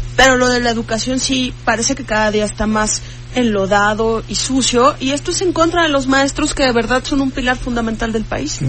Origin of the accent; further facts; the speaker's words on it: Mexico; como mexicanos